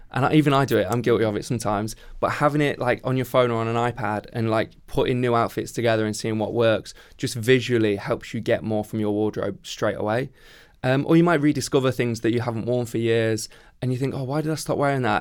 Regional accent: Midlands, United Kingdom; I grew up in the Midlands

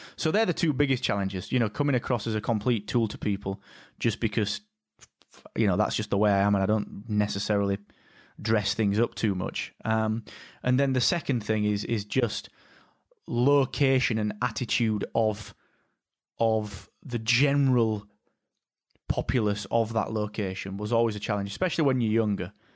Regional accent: Barnsley, Yorkshire and the Humber, United Kingdom; we come from Barnsley

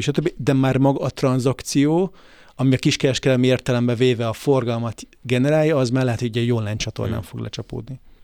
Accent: Hungary; magyarok vagyunk

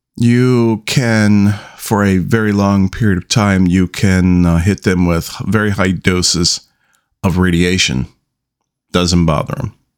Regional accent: United States; I am an American

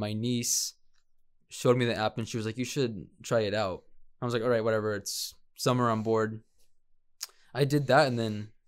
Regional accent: Tempe, Arizona, United States; born or raised there; also born or lived in Tecomán, Colima, Mexico / Chandler, Arizona

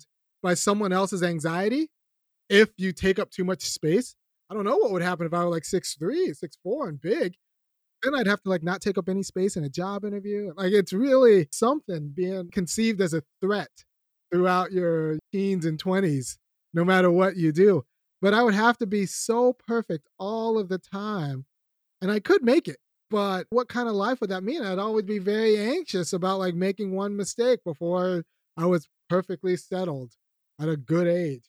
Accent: California, United States; moved away as an adult; now in Athens, United States; I don't live in California. I grew up in California. Then I was priced out of California

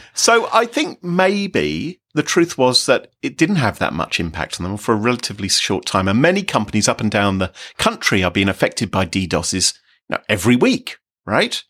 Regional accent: United Kingdom; we here in Britain, we're all British

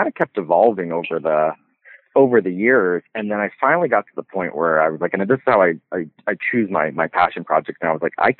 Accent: Carson City, Nevada, United States; also born or lived in Canada; But I moved down to the States at 10 years old, and I grew up down in Carson City.

